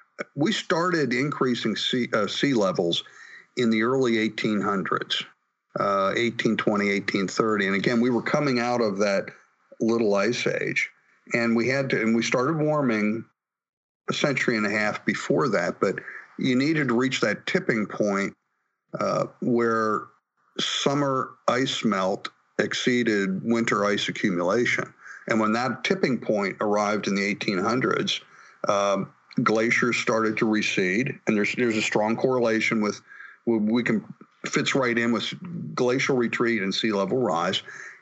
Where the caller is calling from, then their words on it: Pittsburgh, Pennsylvania, United States; I'm calling you from Pittsburgh, Pennsylvania this morning.